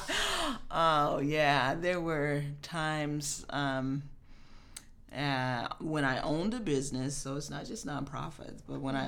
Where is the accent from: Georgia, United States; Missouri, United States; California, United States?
Missouri, United States; Kansas City; moved away as an adult; now in Chicago, United States; I was born and raised in Kansas City, Missouri.